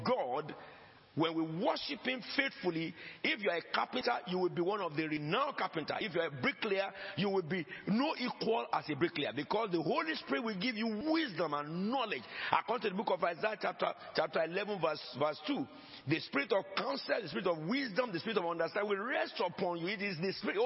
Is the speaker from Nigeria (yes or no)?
yes; Nigeria; moved away; I came from Nigeria. My grandfather came from Sierra Leone.